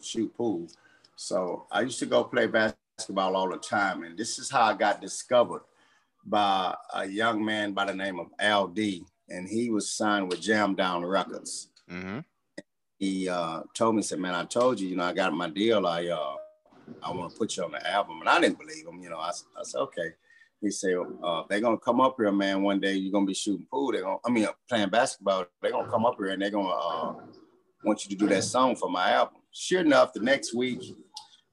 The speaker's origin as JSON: {"language": "English", "town": "Houston", "region": "Texas", "country": "United States", "tie": "born or raised there", "said": "I was born in Herman Hospital in Houston. I was raised in Third Ward"}